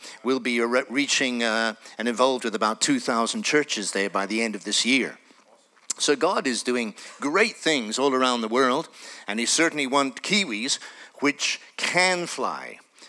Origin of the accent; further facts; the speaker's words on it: Tanzania; born there; And I was born in Tanzania. My parents were born in Kenya.